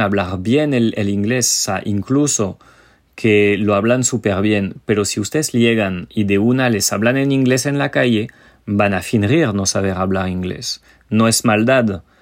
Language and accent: Spanish; France; Spanish is a second language; moved away; nuestro país